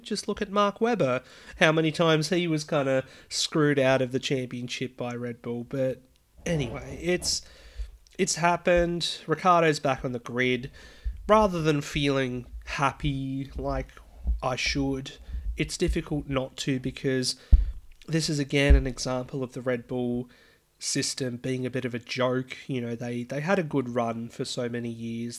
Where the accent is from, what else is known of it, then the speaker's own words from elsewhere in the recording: Australia; I'm Australian